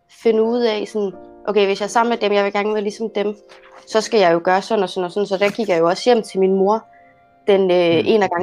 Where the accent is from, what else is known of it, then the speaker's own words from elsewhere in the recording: Egypt; now in Denmark; Jo, øh, jamen øh, jeg er fra Ægypten. Øh, kommer fra ja, en familie, som øh, har haft selv krise med at finde ud af religion og kultur.